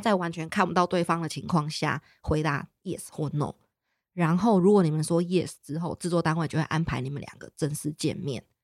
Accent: Taiwan; 因为我们是台湾人

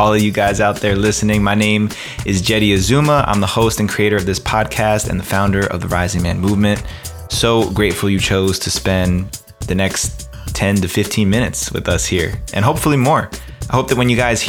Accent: Ridgewood, New Jersey, United States; I was born in Ridgewood, New Jersey, and my family comes from Japan on my father's side and Italy on my mother's side.

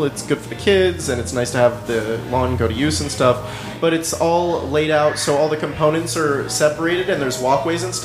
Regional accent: Monterey, California, United States; I grew up in Monterey

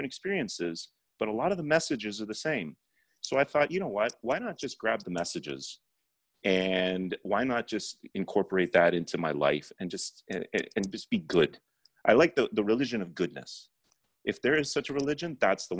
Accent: Toronto, Ontario, Canada; born and raised in Toronto, Canada, but I was born in 71. My parents had come here in 1970 from India

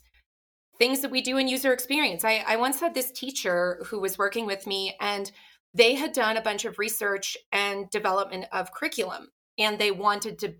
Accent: Ottawa, Ontario, Canada; moved away as an adult; also born or lived in New York City; now in Salt Lake City, United States; I grew up in Ottawa, Canada

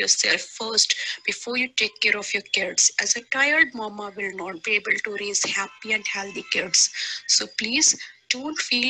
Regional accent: India; from India

